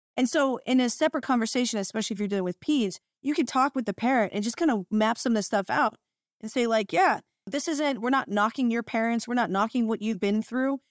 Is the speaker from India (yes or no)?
no; United States; now in Washington State, United States; I'm from Ohio in Pennsylvania area